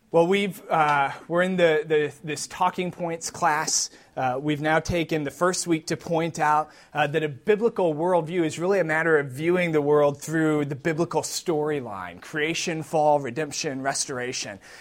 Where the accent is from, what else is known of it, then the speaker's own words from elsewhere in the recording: Wisconsin, United States; I grew up in Wisconsin